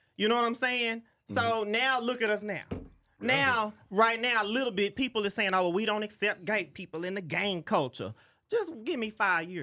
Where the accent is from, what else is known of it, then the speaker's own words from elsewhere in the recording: Fort Worth, Texas, United States; I'm from Fort Worth, Murder Worth